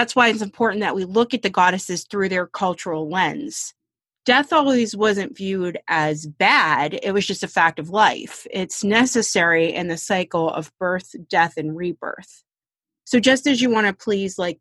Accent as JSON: {"language": "English", "town": "Pittsburgh", "region": "Pennsylvania", "country": "United States", "said": "We're from Pittsburgh"}